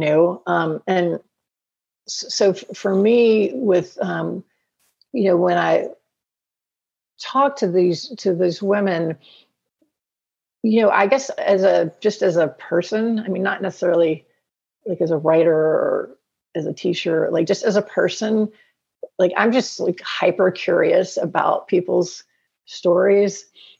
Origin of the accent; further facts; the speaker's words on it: the South, United States; Well, I think I'm from the South. So you are too.